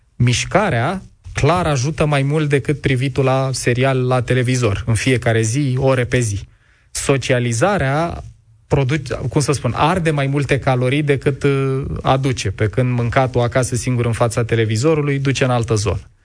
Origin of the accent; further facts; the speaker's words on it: Ploiești, Prahova, Romania; eu am copilărit în Ploiești într-un bloc comunist la marginea orașului